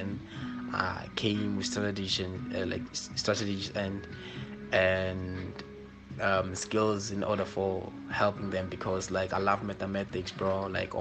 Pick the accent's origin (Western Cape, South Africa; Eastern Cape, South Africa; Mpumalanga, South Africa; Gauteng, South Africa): Mpumalanga, South Africa; Komatipoort area; I was born in Komazi in Mpumalanga, actually, in a place called Block A. Yes, so started schooling on a primary school